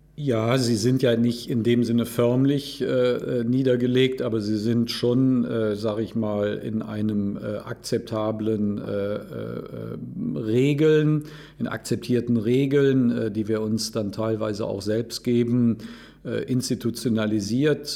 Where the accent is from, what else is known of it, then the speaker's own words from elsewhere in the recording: Cologne, North Rhine-Westphalia, Germany; Also wir Rheinländer und ich bin Kölner